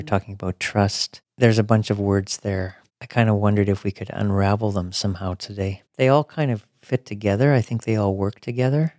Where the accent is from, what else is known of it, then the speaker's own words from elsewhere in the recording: Alberta, Canada; growing up in Alberta